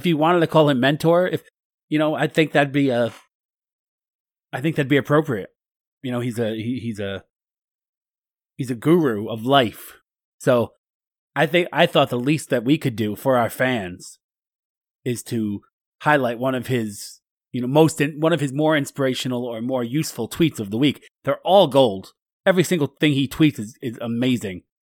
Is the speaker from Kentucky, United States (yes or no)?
yes; Kentucky, United States; I'm from Kentucky. I'm a, I'm a Kentucky weasel.